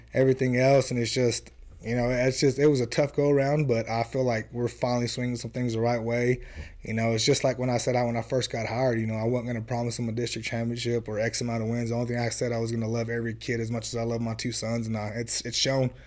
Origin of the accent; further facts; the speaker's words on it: Florida, United States; moved away as an adult; now in Brownfield, United States; I did a year in Florida at my hometown